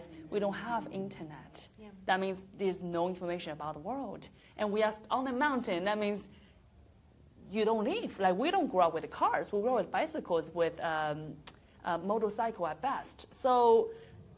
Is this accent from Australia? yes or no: no; China; moved away as an adult; I grew up in a small little town. So once again, it's not representing the whole China